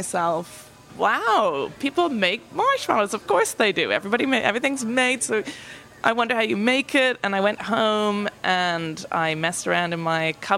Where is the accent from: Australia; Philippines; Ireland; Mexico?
Ireland; Tipperary, Munster; moved away as an adult; now in Nashville, United States; I'm from Ireland. I'm from Tipperary, which is in the south of Ireland.